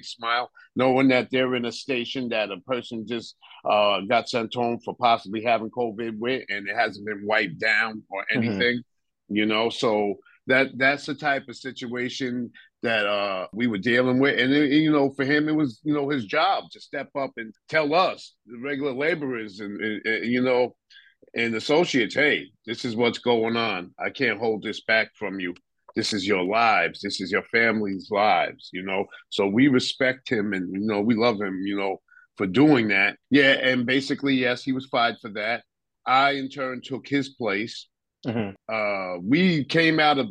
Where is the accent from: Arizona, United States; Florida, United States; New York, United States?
New York, United States; New York City; moved away; Staten Island has grown a lot because I went away and came back